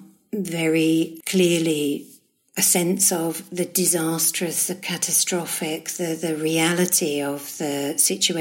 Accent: Strood, South East England, United Kingdom; also born or lived in London / Stourbridge; It's Strood in Kent, yeah. We moved, I think, when I was about 7, we moved from London to Strood.

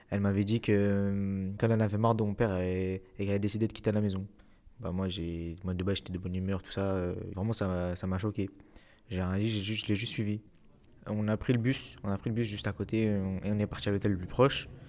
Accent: Le Bourget, Île-de-France, France; je viens du Bourget. Je suis un élève au lycée.

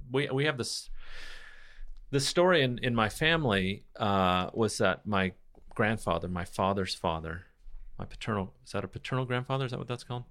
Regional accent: United States

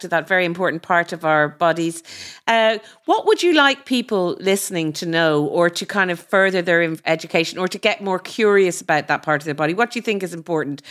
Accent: Ireland; growing up in Ireland, you know, our sex education was terrible

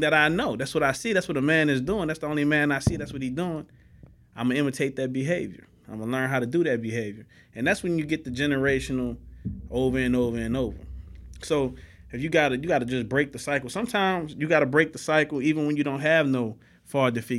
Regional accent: New Orleans, Louisiana, United States; moved away as an adult; now in Houston, United States; I grew up in New Orleans

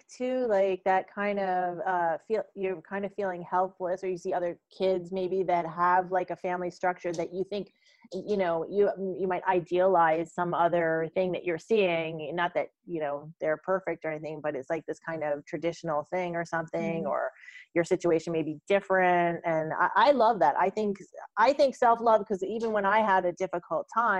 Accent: United States; I grew up in the United States

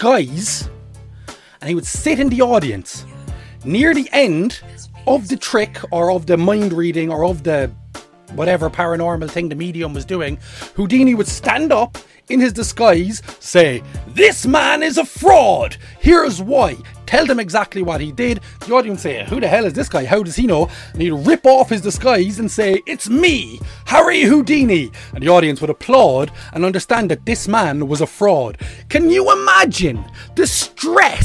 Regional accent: Ireland; I'm an Irish man

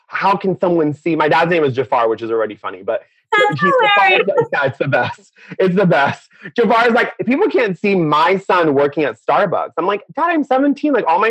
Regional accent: Orange County, California, United States; also born or lived in Iran; Yeah, so I was born in Orange County. And then when I was 8, I went back to Iran for 2 years with my parents. They wanted me to see the culture. So I went to Persian school

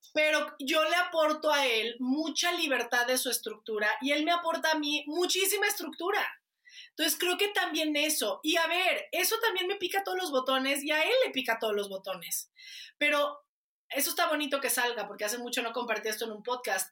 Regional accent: Guadalajara, Jalisco, Mexico; Soy de Guadalajara.

